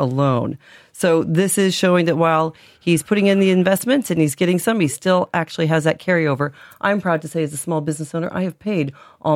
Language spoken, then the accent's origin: English; United States; accent: American; moved away as an adult; also born or lived in Cork, Ireland; now in Ireland; everyone hears from my accent, I continue to be the American blow-in